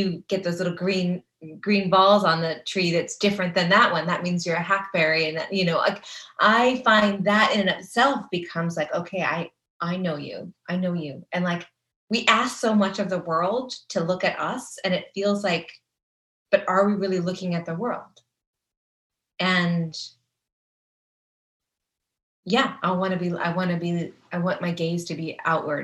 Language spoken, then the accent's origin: English; California, United States; now in Kentucky, United States; I'm from California